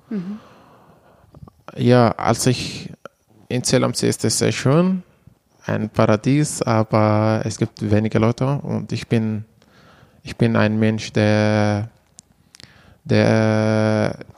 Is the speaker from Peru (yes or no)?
no; Manbij, Aleppo Governorate, Syria; German is a second language; moved away as an adult; now in Germany; komme aus Manbij in der Nähe von Aleppo, so circa 90 Kilometer östlich von, von Aleppo.